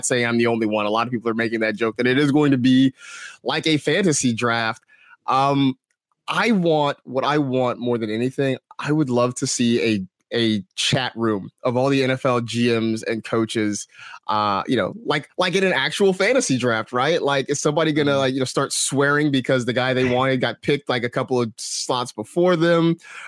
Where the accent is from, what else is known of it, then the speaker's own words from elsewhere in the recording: California, United States; It's funny too, because, like, you know, growing up in the Bay Area and stuff, like, you know, everyone loves the Raiders jersey